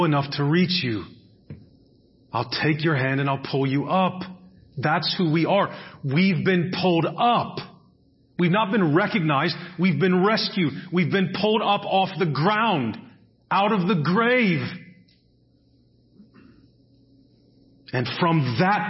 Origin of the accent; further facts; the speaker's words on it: United States; I'm an American.